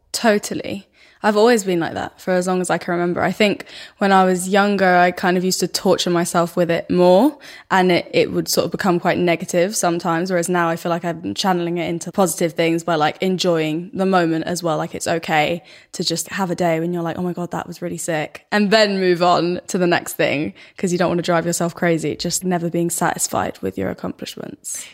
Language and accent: English; Stockholm, Stockholm County, Sweden; accent: thick Stockholm; my accent, like, my dialect is really, really Stockholm, like, super thick